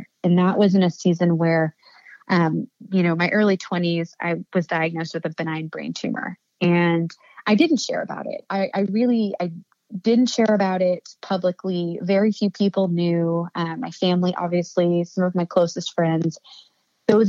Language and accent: English; Annapolis, Maryland, United States; I've seen business owners doing that in my hometown